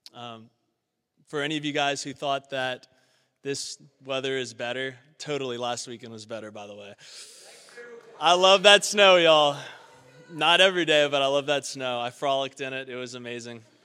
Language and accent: English; Baton Rouge, Louisiana, United States; now in Cincinnati, United States; I was born in South Louisiana, Baton Rouge, the seat to the capital of Louisiana